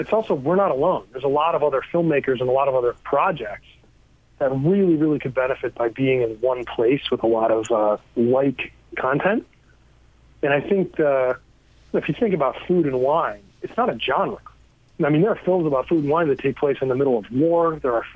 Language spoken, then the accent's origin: English; Cleveland, Ohio, United States; I grew up in Cleveland, Ohio